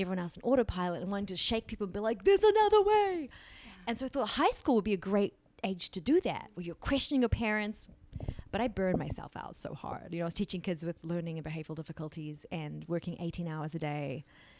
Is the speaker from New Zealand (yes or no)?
yes; New Zealand; I grew up in New Zealand with, you know, amazing parents